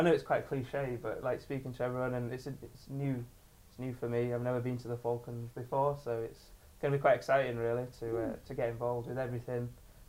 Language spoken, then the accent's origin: English; Holmfirth, Yorkshire and the Humber, United Kingdom; Because I'm from Home Firth, which is like, there's trees everywhere.